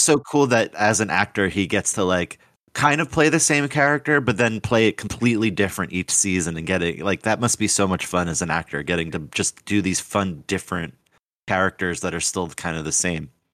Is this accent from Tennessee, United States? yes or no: no; New Jersey, United States; where I grew up in Jersey